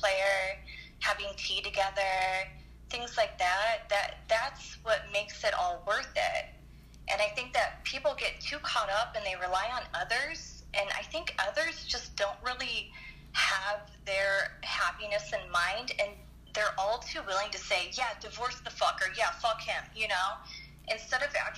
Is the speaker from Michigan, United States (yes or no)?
yes; Detroit, Michigan, United States; also born or lived in Anaheim; I was born in Anaheim, and then I moved to Detroit, and it was just not a good place for a kid to grow up, and then I moved out here